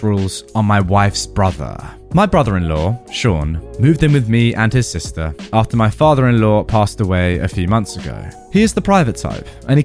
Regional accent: England, United Kingdom; I'd always say I'm English. I've lived in England my entire life

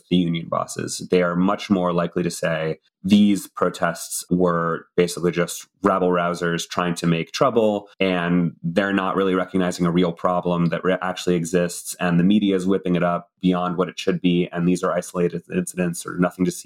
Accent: United States; growing up in the United States

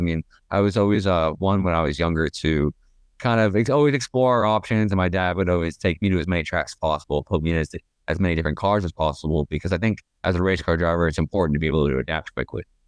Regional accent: Toronto, Ontario, Canada; I was born in Toronto

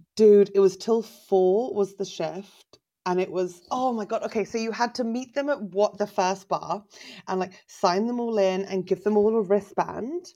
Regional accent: England, United Kingdom; also born or lived in Berlin, Germany; I'm from England

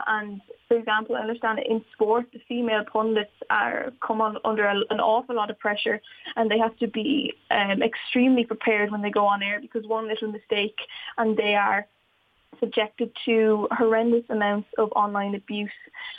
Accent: Wexford, County Wexford, Ireland; I see a lack of female leadership in Wexford sometimes when I look around, and especially when I was growing up

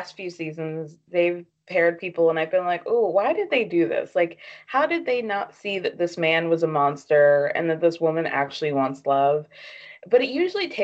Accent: the South, United States; I grew up in the South

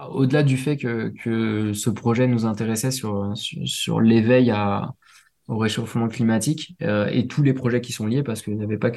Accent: Réunion, France; Alors, il y en a chez moi à La Réunion, pour ceux qui écouteront La Réunion.

